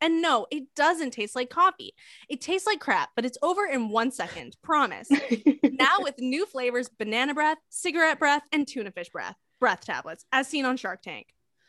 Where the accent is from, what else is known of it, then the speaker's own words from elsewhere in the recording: Portland, Maine, United States; I went to college at the University of Southern Maine, which is a public school in Maine, because I'm from Portland, Maine.